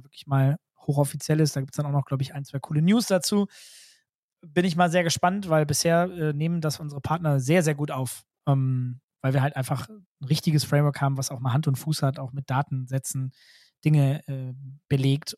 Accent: North Rhine-Westphalia, Germany; ich komme selbst aus NRW

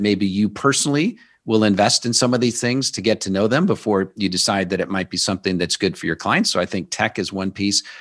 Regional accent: Omaha, Nebraska, United States; I grew up in Omaha, Nebraska

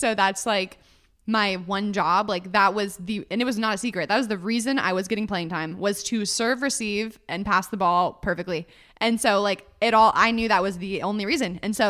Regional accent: Northern California, United States; now in Los Angeles, United States; Northern California.

